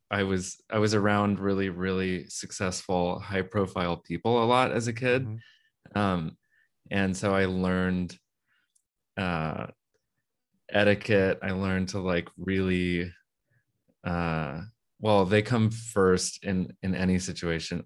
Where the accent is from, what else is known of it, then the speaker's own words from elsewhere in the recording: Texas, United States; I'm from Texas